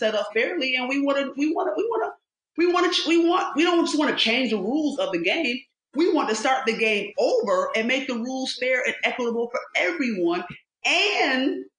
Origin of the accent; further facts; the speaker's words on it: Rochester, New York, United States; I was born and raised in upstate New York. I'm from Rochester, New York